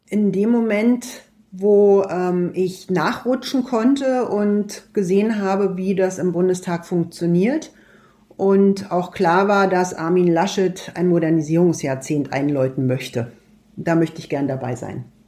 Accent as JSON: {"language": "German", "town": "Golm", "region": "Brandenburg", "country": "Germany", "tie": "born or raised there", "said": "Natürlich Golm, mein Heimatort"}